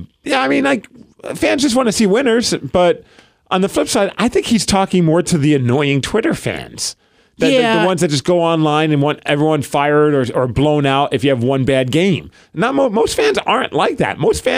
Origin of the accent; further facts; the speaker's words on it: New York, United States; now in Seattle, United States; growing up in New York, when Wayne Gretzky was on the Rangers, I got to see Gretzky and Messier play a bunch.